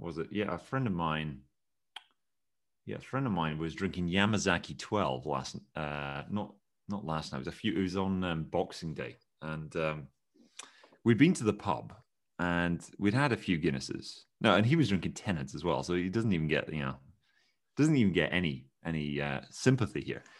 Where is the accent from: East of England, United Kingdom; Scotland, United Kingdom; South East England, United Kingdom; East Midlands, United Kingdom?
Scotland, United Kingdom; I am Scottish